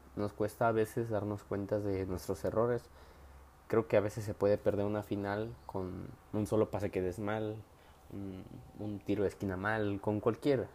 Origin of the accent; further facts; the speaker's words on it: Tapachula, Chiapas, Mexico; soy de Tapachula, Chiapas